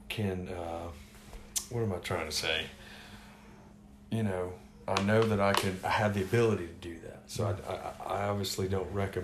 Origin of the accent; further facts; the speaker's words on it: the South, United States; since it's New Year's Day and I'm a Southerner